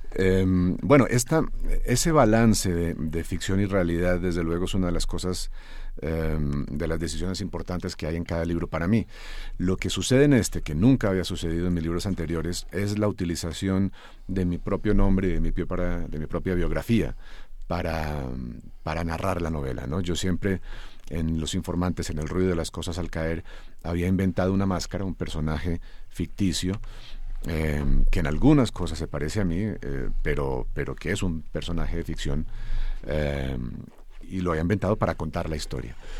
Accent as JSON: {"language": "Spanish", "country": "Colombia"}